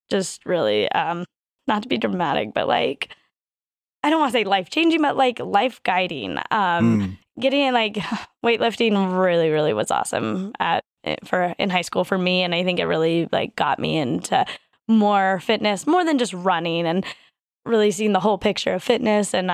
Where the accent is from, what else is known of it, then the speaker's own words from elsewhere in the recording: Colorado Springs, Colorado, United States; Um, so I grew up mostly in Colorado Springs, Colorado here. Um, my dad was in the Air Force, so we moved around a little bit.